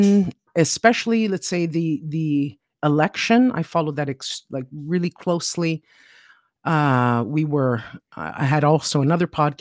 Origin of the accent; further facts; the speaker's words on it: Toronto, Ontario, Canada; now in Siena, Italy; I'm from Toronto, Canada, originally. I was born there.